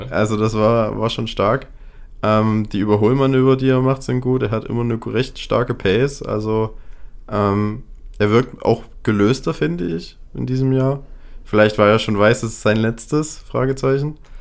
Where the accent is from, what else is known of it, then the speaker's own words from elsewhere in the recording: Germany; wir als Deutsche